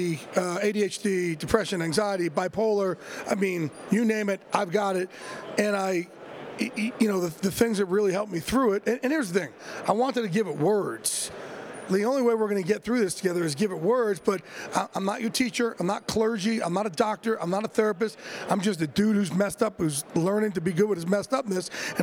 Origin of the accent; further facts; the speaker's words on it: Jersey Shore, New Jersey, United States; growing up in Jersey Shore, being learning disabled